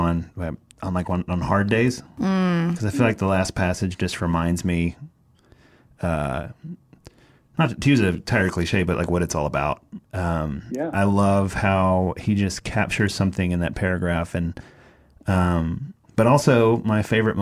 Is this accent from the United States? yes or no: yes; East Tennessee, United States; we're from East Tennessee. We call it a holler too.